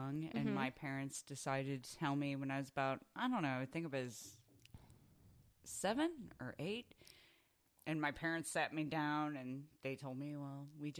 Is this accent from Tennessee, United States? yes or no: no; Chicago, Illinois, United States; moved away as an adult; now in Arizona, United States; I'm originally from Chicago. I live out here in Arizona now. I've lived here for about 13 years.